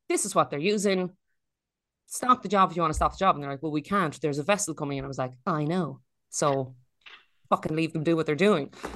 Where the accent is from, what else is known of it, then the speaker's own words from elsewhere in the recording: Ireland; moved away; also born or lived in Australia; Ireland is, um, it's not perfect. We have our problems, but it's, uh, it's home.